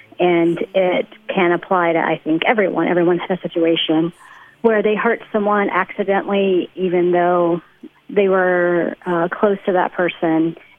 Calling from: Abu Dhabi, United Arab Emirates; I'm calling from Abu Dhabi in the UAE.

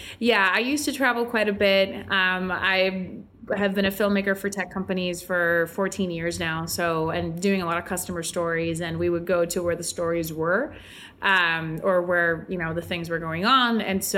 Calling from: Puerto Rico; I'm joining you from sunny Puerto Rico.

